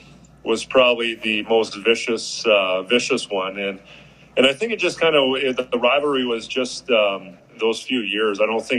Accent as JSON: {"language": "English", "town": "Lloydminster", "region": "Alberta", "country": "Canada", "tie": "born or raised there", "said": "we ended up winning it in my hometown of Lloydminster."}